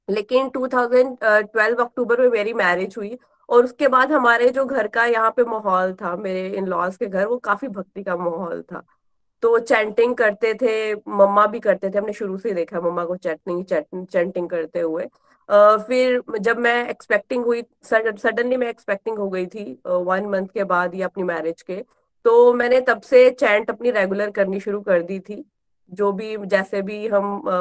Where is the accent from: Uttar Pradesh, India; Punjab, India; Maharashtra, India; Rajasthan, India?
Punjab, India; Pathankot; now in Gurgaon, India; मैं गुड़गांव से हूँ गुड़गांव में हम लोकेटेड है क्योंकि मेरे हस्बैंड की जॉब यहाँ है वैसे हम पठानकोट से हैं